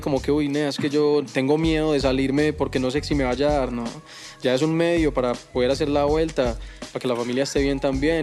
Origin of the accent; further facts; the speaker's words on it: Envigado, Antioquia, Colombia; yo soy de Envigado